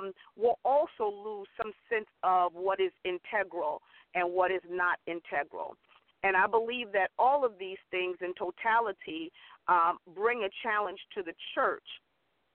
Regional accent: Central Islip, New York, United States; I hail from Central Islip, New York. My home church was Hope Missionary Baptist Church in Central Islip

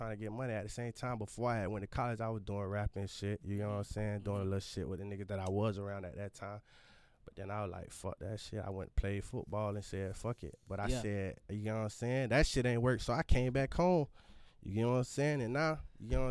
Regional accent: Fort Lauderdale, Florida, United States; I'm from Broward, man. Home of Broward, Lauderdale, to be exact

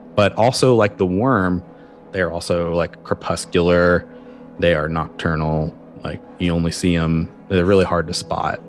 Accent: Kentucky, United States; moved away; also born or lived in Olympic Peninsula, Washington; my home state in Kentucky

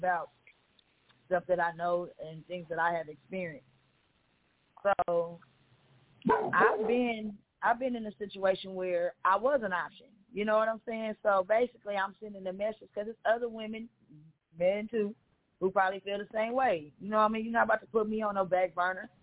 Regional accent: Kansas City, Missouri, United States; I am born and raised in Kansas City, Missouri.

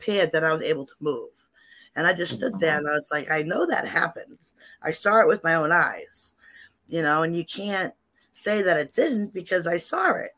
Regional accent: Salem, Massachusetts, United States; I grew up in Salem, and living in those old houses

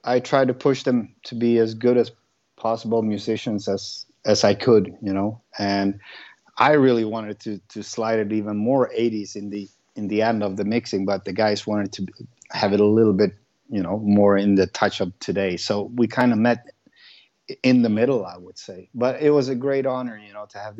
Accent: Sweden; I grew up like 2 miles from where I live today in a village

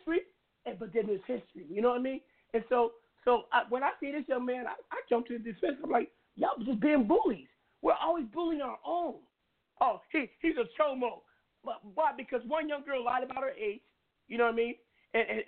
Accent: Seattle, Washington, United States; I come from West Side. You know West Side, Seattle. My neighbors were the Weinbergers and the Gerbers. I come up rough.

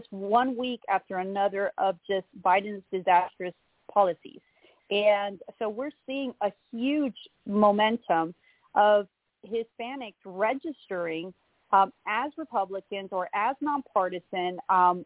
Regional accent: Florida, United States; also born or lived in Orlando, Florida; I was born and raised in Florida. I was born in Little San Juan, which we all know as Orlando, and raised in North Cuba

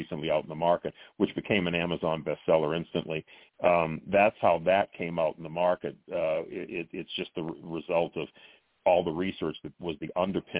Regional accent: Boston, Massachusetts, United States; She comes from my hometown of Boston.

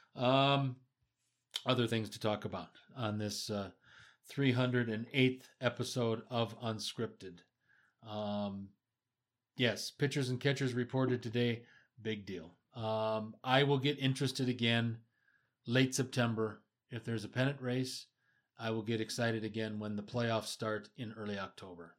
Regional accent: Marshfield, Wisconsin, United States; as a kid growing up in the Midwest, Midwestern United States

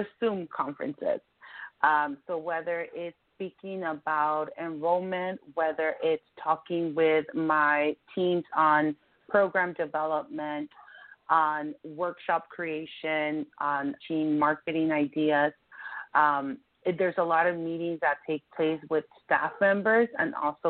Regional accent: Compton, California, United States; also born or lived in Mexico / Norwalk / San Diego; I came to this country when I was about 6 years old from Mexico with my parents, and I grew up in Compton.

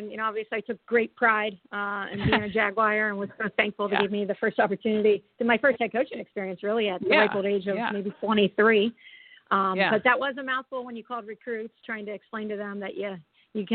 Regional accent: North Olmsted, Ohio, United States; moved away as an adult; also born or lived in Sharon, Pennsylvania / North Carolina / Indiana; So I pretty much grew up in North Olmsted, Ohio, which is a suburb of Cleveland. And then wanted to get to some warmer weather and was recruited to go down in North Carolina and went down there, met my husband there. And after that, we ended up in Indianapolis

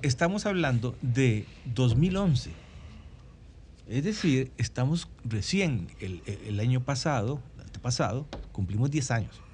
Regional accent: Costa Rica; en mi país, en Costa Rica

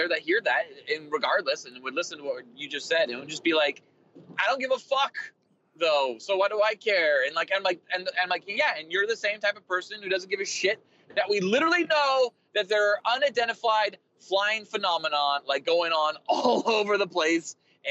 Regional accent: United States; as an American

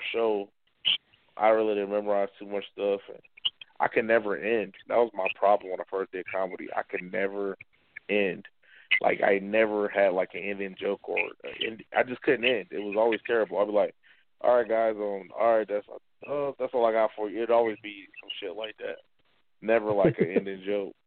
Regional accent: Atlanta, Georgia, United States; now in Nebraska, United States; I'm from Atlanta

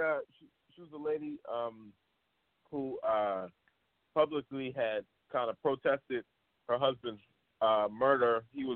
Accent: Philadelphia, Pennsylvania, United States; moved away as an adult; also born or lived in Upper Darby / New York; I'm from Philly.

